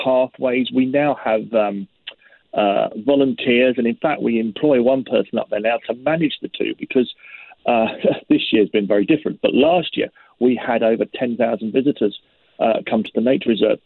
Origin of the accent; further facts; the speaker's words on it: London, United Kingdom; now in Glasgow, United Kingdom; I'm a Londoner. I was born and bred in London